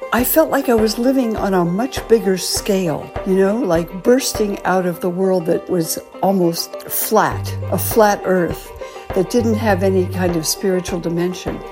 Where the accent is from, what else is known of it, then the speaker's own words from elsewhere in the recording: California, United States; I grew up loving nature, being a Californian, you know, living on that beautiful coast